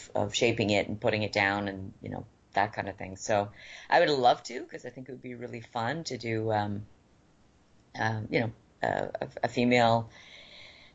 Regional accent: Vancouver, British Columbia, Canada; I'm from Vancouver

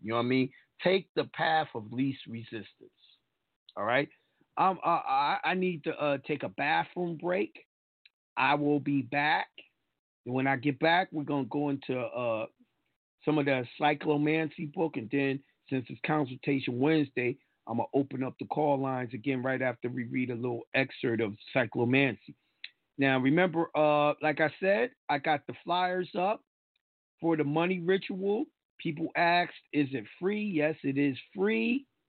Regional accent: New York, United States; And they be like, oh, how you got that? I'm a New Yorker.

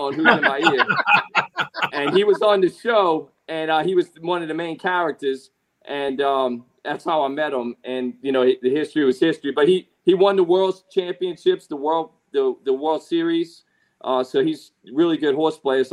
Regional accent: New Orleans, Louisiana, United States; moved away; New Orleans, where my hometown is

